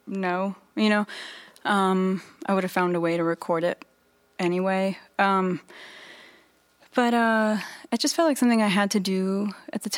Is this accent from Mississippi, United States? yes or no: no; Virginia Beach, Virginia, United States; I was growing up in Virginia Beach